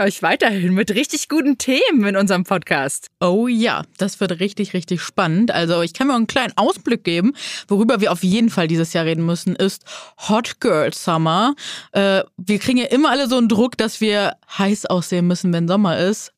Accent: Neuss, North Rhine-Westphalia, Germany; moved away as an adult; now in Hamburg, Germany; Ursprünglich komme ich aus dem wunderschönen Neuss am Rhein. Lebe jetzt seit äh, ja, acht Jahren in Hamburg

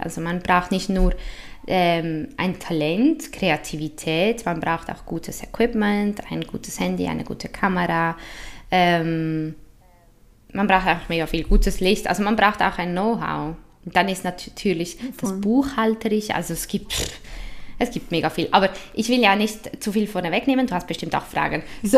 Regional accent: Switzerland; accent: typisch schweizerisch; Also ich habe ja italienische und spanische Wurzeln, aber in der Schweiz

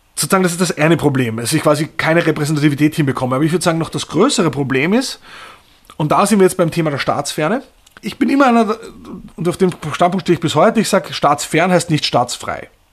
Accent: Austria; moved away as an adult; also born or lived in Berlin; da komme ich vielleicht dann doch aus Österreich

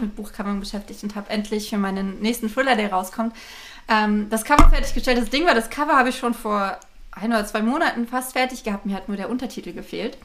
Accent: Berlin, Germany; in Berlin-Marzahn ähm, wo ich aufgewachsen bin

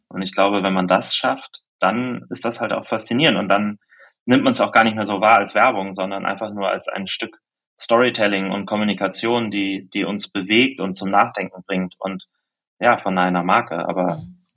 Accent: Germany; ich komme aus der Nähe von Hamburg

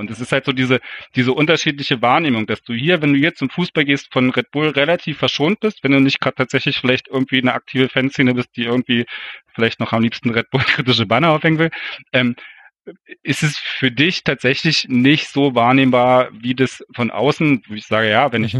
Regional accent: East Germany, Germany; als Ostdeutscher ist man da wahrscheinlich auch so ein bisschen geprägt

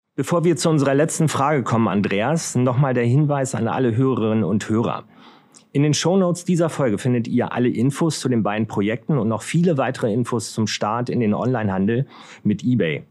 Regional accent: Hanover, Lower Saxony, Germany; als Hannoveraner

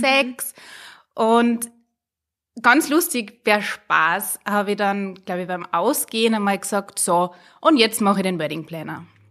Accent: Hallein, Salzburg, Austria; bin eine Salzburgerin, eigentlich eine Harleinerin

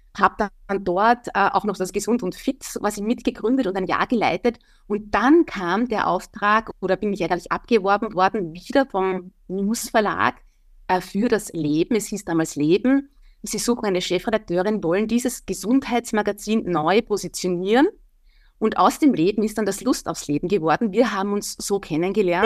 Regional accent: Wieselburg, Lower Austria, Austria; Ich bin ja Niederösterreicherin, Wieselburgerin.

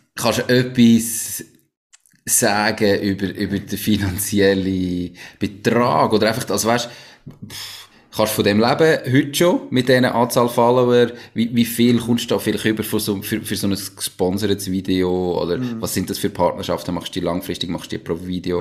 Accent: Switzerland; accent: Swiss German; first language Swiss German; als Schweizer

